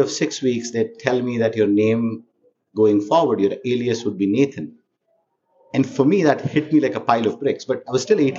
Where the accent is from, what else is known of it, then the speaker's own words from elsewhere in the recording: India; accent: Indian; moved away as an adult; now in United States; Yeah, again, born and raised in India, engineer by background.